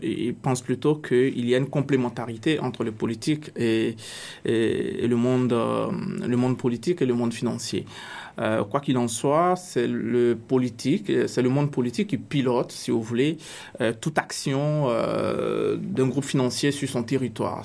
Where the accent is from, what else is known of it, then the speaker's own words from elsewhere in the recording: Côte d’Ivoire; now in Canada; dans mon pays d'origine, la Côte d'Ivoire